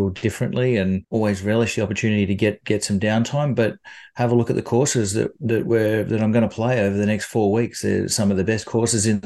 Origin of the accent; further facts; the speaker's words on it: Australia; And who wouldn't you take that opportunity to do it as a, as an Australian player?